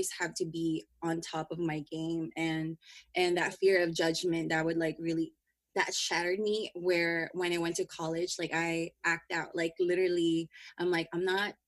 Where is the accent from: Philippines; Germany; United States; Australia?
Philippines; in my culture as a Filipino, we have so much expectation in a family